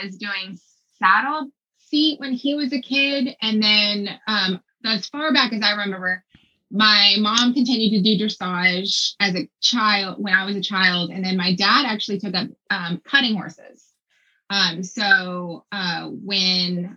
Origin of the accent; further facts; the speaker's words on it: Texas, United States; moved away as an adult; now in Aiken, United States; I was born and raised in Texas.